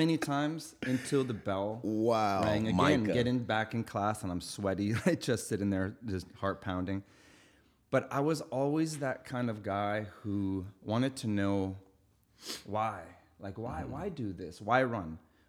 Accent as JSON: {"language": "English", "town": "Winnipeg", "region": "Manitoba", "country": "Canada", "tie": "born or raised there", "said": "We lived in a biker clubhouse growing up in Winnipeg, Manitoba."}